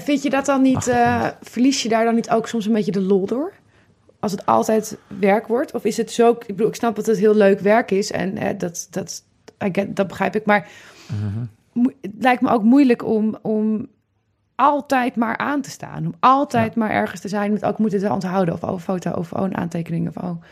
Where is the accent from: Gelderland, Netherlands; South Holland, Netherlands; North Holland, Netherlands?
North Holland, Netherlands; Amsterdam; ik als Amsterdammer